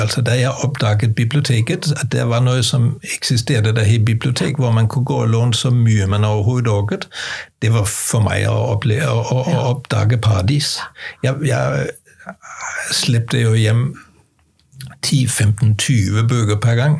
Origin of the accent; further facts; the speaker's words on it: Denmark; now in Norway; jeg er dansker og har flyttet til Norge